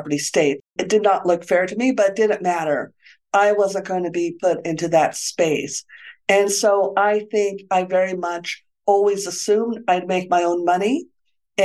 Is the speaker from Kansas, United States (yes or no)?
no; Santa Fe, New Mexico, United States; moved away as an adult; also born or lived in Stanford, California / Alameda, California / San Francisco, California; I grew up in Santa Fe, New Mexico. That's where I am now